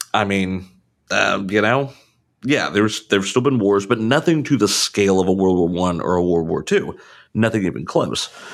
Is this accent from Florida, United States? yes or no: no; Savannah, Georgia, United States; being from Savannah, Georgia